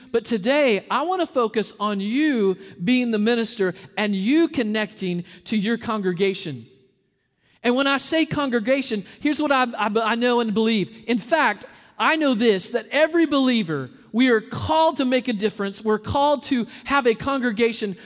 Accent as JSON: {"language": "English", "region": "Arkansas", "country": "United States", "tie": "born or raised there", "moved": "yes", "said": "I'm from Arkansas"}